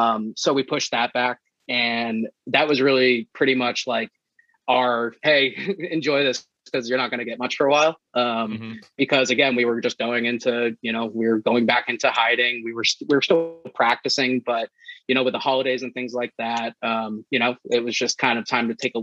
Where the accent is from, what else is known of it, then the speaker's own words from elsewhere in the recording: New England, United States; growing up in New England